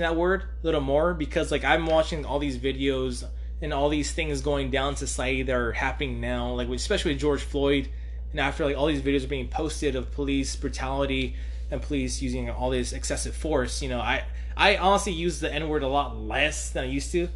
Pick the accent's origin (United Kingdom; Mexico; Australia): Mexico; I'm Mexican